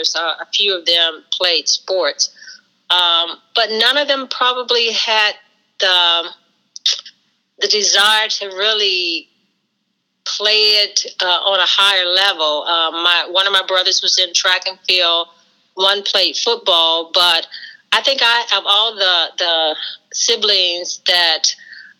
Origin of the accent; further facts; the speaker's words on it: West Virginia, United States; growing up in West Virginia, it was almost like we had our own mini little band and sports team.